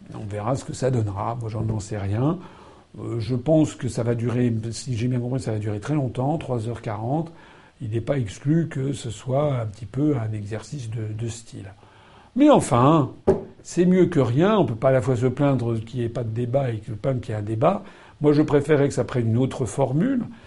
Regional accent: France; je suis français

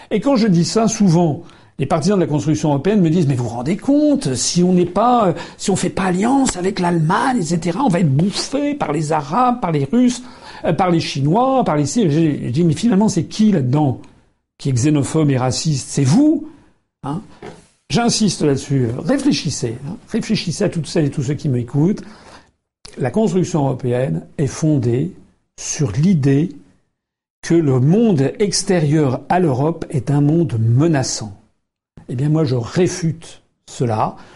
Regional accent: France; Nous, nous sommes français nous avons envie de défendre légitimement notre pays.

